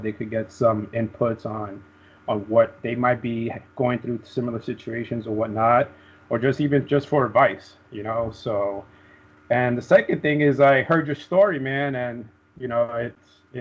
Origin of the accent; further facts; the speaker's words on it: New York City, New York, United States; moved away as an adult; growing up in Brooklyn